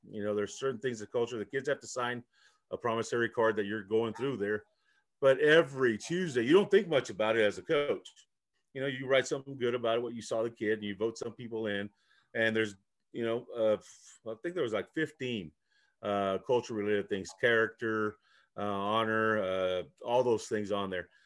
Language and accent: English; Chicago, Illinois, United States; first language Spanish; English is a second language; I was first generation, uh, coming from Mexico. Uh, so I learned English. I was born in Chicago